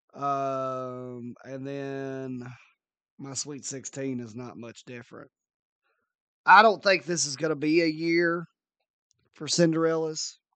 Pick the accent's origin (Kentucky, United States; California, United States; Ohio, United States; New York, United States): Kentucky, United States; near Maysville; which is one town over from my hometown.